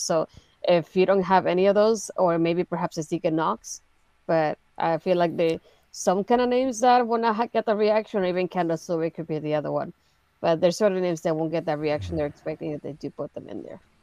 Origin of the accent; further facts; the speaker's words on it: Puerto Rico; now in United States; technically, I'm not American. I'm from Puerto Rico.